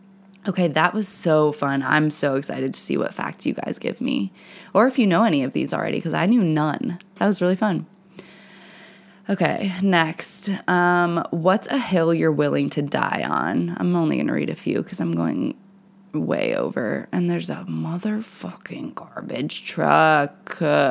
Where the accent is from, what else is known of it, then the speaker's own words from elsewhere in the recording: New Jersey, United States; I feel you, girl. I'm from New Jersey.